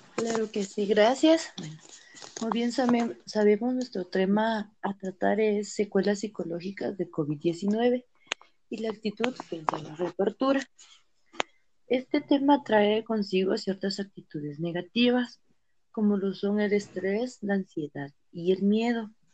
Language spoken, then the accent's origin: Spanish; Salcajá, Quetzaltenango, Guatemala; yo soy de Salcajar.